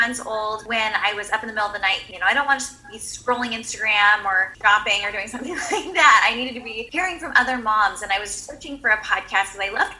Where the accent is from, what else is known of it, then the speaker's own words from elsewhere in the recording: San Diego, California, United States; moved away as an adult; now in Camarillo, United States; I'm originally from San Diego, California, but right now we're living just north of Los Angeles in Camarillo